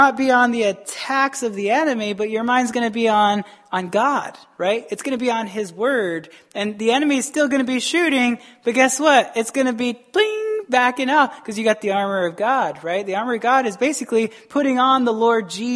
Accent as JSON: {"language": "English", "region": "Arizona", "country": "United States", "tie": "born or raised there", "moved": "as an adult", "lives_now": "Wisconsin, United States", "said": "I'm from Arizona. Not to say Arizona's bad, but my schooling was very bad"}